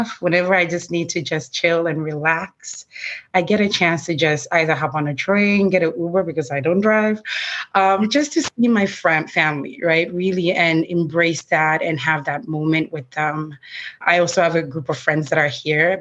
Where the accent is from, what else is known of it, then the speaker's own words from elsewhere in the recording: Ghana; now in New York City, United States; I'm originally from Ghana, and I come from a large family.